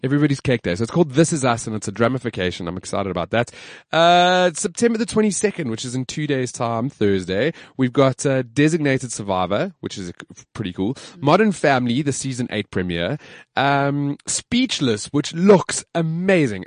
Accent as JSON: {"language": "English", "country": "South Africa", "said": "I'm proudly South African"}